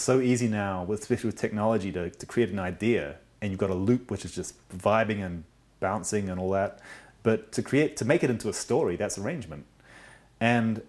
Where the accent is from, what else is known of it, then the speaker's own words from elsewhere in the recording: Auckland, New Zealand; I was born and grew up mostly in Auckland, New Zealand.